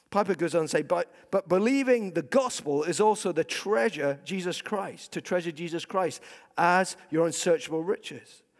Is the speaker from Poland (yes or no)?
no; Scotland, United Kingdom; I'm a Scot